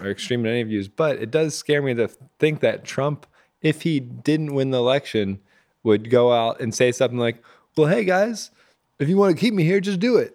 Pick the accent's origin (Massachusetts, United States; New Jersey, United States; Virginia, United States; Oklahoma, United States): Virginia, United States; I grew up in Virginia